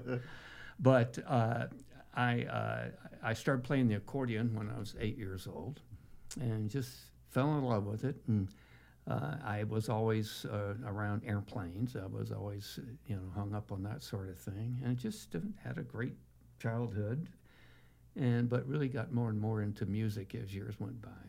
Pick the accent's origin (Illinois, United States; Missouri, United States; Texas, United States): Texas, United States; being a Texan